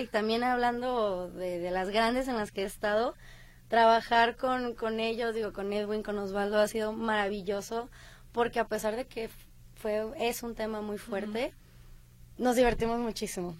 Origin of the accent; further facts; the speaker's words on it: Colima, Mexico; now in Guadalajara, Mexico; yo realmente soy de Colima, pero he vivido aquí muchísimo tiempo